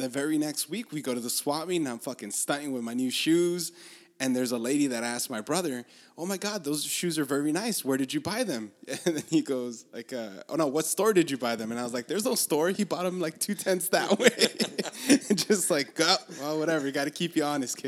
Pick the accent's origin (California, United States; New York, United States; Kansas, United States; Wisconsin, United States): California, United States; Los Angeles; I'm from Los Angeles